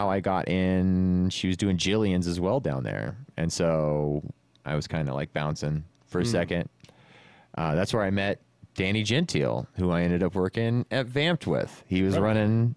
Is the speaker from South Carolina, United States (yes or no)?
no; California, United States; now in Las Vegas, United States; We grew up in California